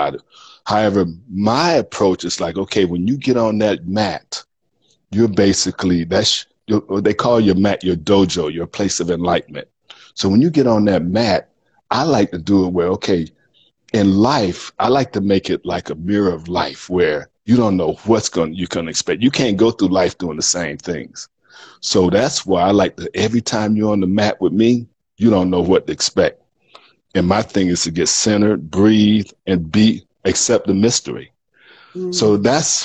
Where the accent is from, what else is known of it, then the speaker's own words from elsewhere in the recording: Miami, Florida, United States; moved away as an adult; also born or lived in Houston / Dallas; I grew up in Miami